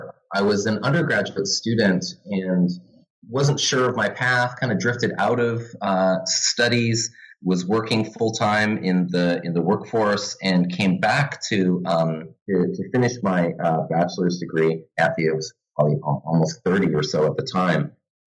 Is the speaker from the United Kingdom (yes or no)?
no; Vancouver, British Columbia, Canada; also born or lived in Santa Barbara; now in Halifax, Canada; I'm originally from Vancouver, but now I teach in the history department at St. Mary's University in Halifax, which is a small city in Canada's East Coast.